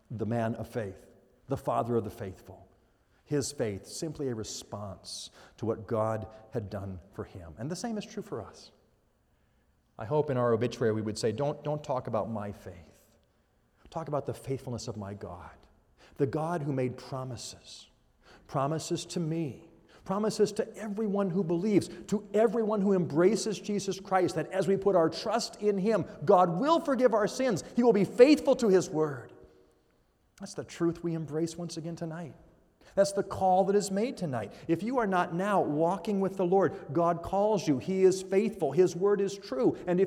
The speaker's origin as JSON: {"language": "English", "region": "Washington", "country": "United States", "tie": "born or raised there", "also_born_or_lived": "Arizona / Iowa / Phoenix", "moved": "yes", "lives_now": "California, United States", "said": "I grew up in Washington State. Our family spent 14 years in Arizona. We spent 8.5 years in Iowa. Now we live in California."}